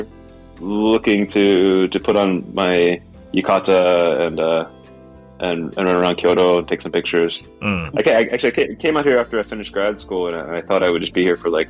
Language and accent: English; United States; moved away as an adult; now in Osaka, Japan; I'm from the U.S. and from America